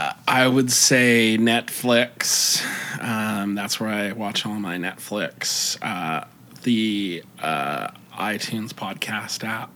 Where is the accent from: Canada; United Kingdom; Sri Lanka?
Canada; Maybe it's because we're Canadian.